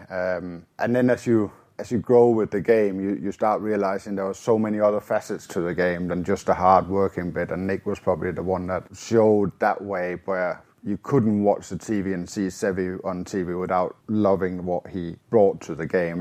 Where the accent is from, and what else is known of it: Denmark; born or raised there